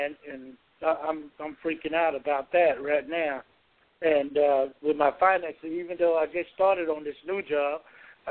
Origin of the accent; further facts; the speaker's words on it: Georgia, United States; my hometown here